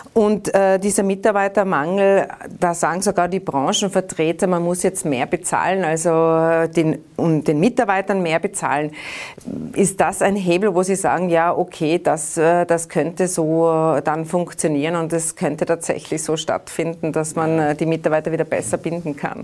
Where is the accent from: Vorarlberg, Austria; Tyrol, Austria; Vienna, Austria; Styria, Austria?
Tyrol, Austria; Bei uns in Tirol